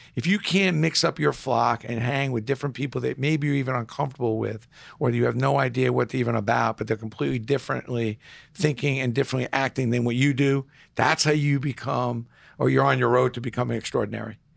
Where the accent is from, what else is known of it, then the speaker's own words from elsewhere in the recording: New York City, New York, United States; now in New Rochelle, United States; growing up in Brooklyn, you gr, you walked down the street, every one of your neighbors treated you like that you were their kid.